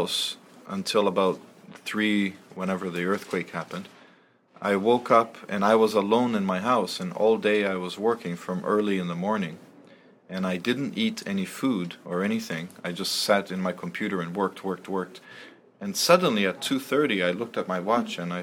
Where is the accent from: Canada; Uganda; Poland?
Canada; also born or lived in Brazil; now in Japan; I'm Canadian, but I was born in Brazil.